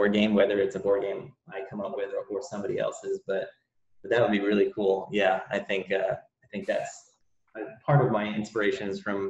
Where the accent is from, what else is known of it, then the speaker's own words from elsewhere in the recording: Connecticut, United States; also born or lived in London, United Kingdom; now in Texas, United States; I grew up in the Northeast of the US. So I'm from Connecticut. Really, is where I grew up